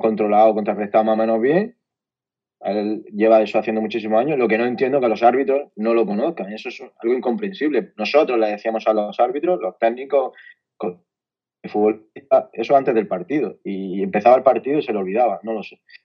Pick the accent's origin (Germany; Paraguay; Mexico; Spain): Spain; Almería, Andalusia; soy de Almería